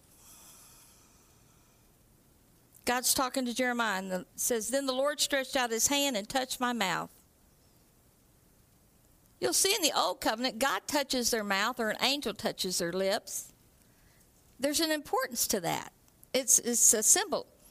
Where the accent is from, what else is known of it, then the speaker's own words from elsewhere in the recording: Texas, United States; moved away as an adult; now in Canada; I'm from Texas